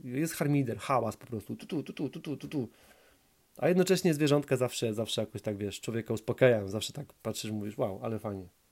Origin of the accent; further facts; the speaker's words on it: Poland; moved away; also born or lived in High Wycombe, England; ja jestem z Duńskiej Woli. Z Duńska Wola to jest małe, małe, małe tam miasto, 30, tam 35 tysięcy mieszkańców